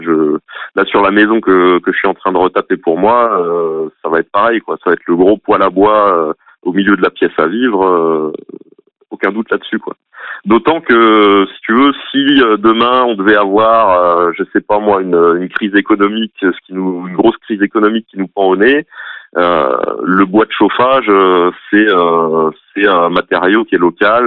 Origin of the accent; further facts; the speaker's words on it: Alsace, Grand Est, France; moved away as an adult; now in Nièvre, France; je viens d'Alsace à la base